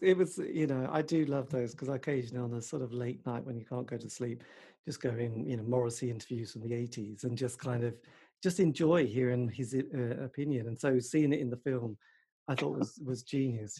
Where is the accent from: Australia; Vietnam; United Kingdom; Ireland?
United Kingdom; England; I am English